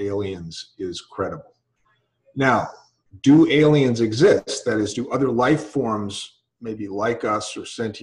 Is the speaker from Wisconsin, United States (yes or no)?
yes; Milwaukee, Wisconsin, United States; moved away; also born or lived in California; Where I grew up. Oh, I grew up in Milwaukee, Wisconsin